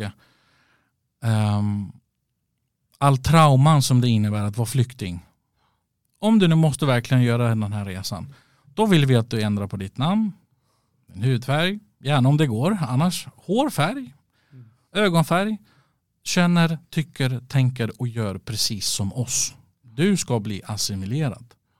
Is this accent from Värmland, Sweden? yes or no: no; Västerås, Västmanland, Sweden; also born or lived in Stockholm; Västerås i mitt hjärta. Mm. Det, men det är jag uppväxt i alla fall